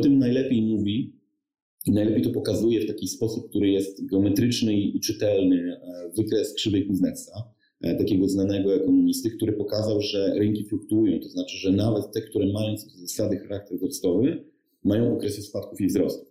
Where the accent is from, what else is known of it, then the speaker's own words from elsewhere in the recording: Lower Silesian Voivodeship, Poland; Ja pochodzę z Dolnego Śląska, studiowałem w Wrocławiu